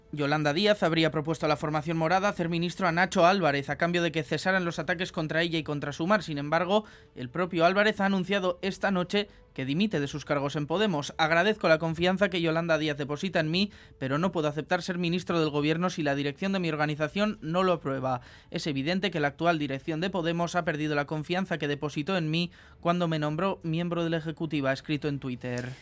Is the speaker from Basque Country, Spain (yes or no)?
yes; Basque Country, Spain; como ciudadano vasco